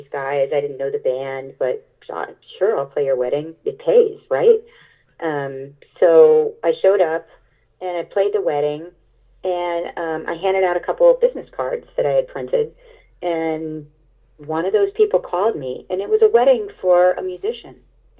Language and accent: English; Florida, United States; moved away as an adult; also born or lived in Boston / Los Angeles; I was from Florida